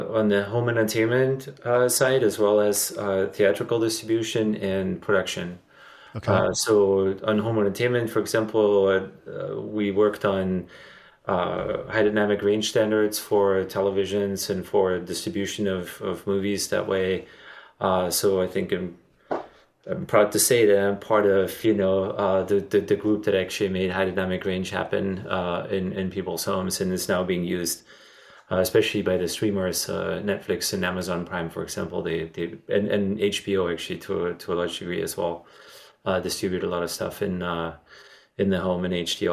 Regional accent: Germany; moved away as an adult; now in Los Angeles, United States; I'm originally from Germany, and I moved to here to Los Angeles in 1997

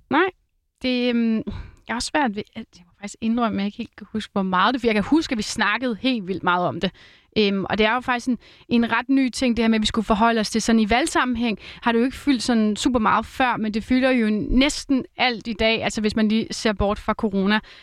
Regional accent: Roskilde area, Zealand, Denmark; Nu er jeg jo fra Roskilde området

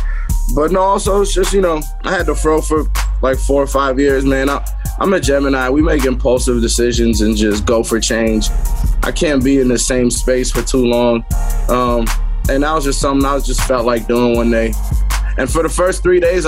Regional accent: New York City, New York, United States; I'm from Queens.

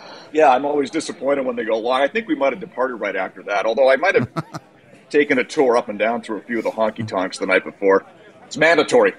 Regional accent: Kelowna, British Columbia, Canada; I grew up in BC

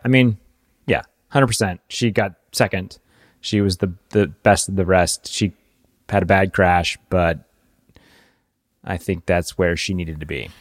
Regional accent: United States; as an American

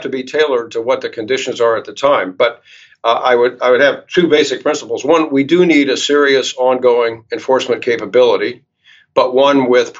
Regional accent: Charlottesville, Virginia, United States; Charlottesville, which is my hometown

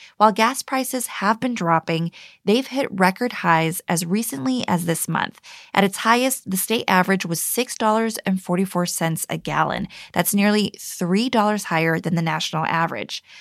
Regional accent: San Pablo, California, United States; I grew up in San Pablo, a small city that's mostly surrounded by the better known Richmond.

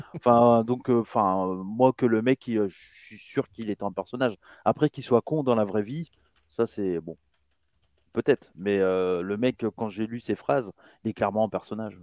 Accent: France; je suis né en France

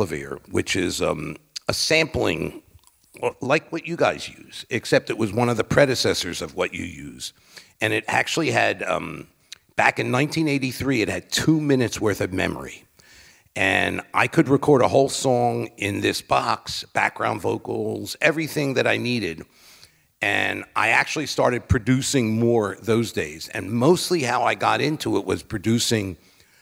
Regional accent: Philadelphia, Pennsylvania, United States; a lot of the black artists that I grew up with in Philadelphia

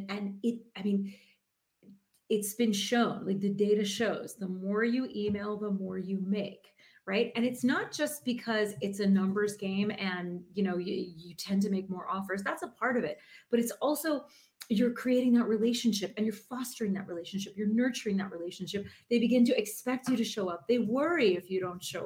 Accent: South Florida, United States; I'm from Florida, South Florida

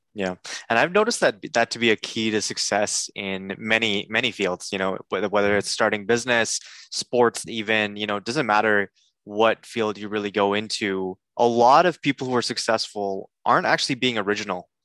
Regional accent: Canada; I'm a Canadian

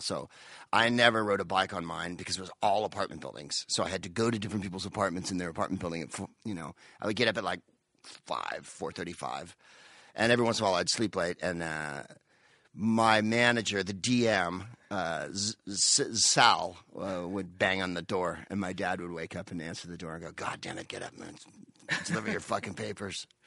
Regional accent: San Carlos, California, United States; moved away as an adult; also born or lived in Palo Alto / Mountain View / England; now in Los Angeles, United States; I'm from San Carlos, and before that I lived in Palo Alto, and before that Mountain View

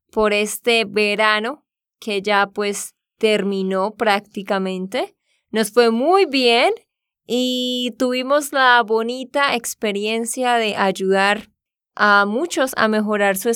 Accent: Barranquilla, Atlántico, Colombia; born there; Yo también nací en Barranquilla, es una ciudad de la costa

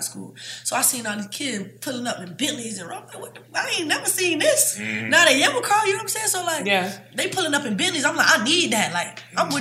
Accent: Savannah, Georgia, United States; I'm from Savannah

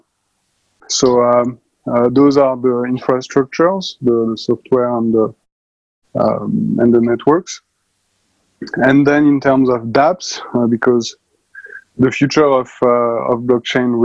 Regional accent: France; accent: French; English is a second language; also born or lived in Paris; for the last 10 years in Paris, obviously, with my accent.

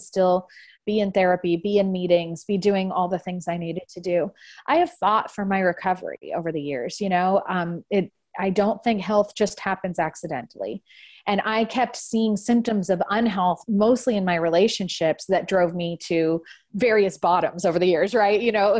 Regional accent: California, United States; I grew up in the San Francisco Bay Area

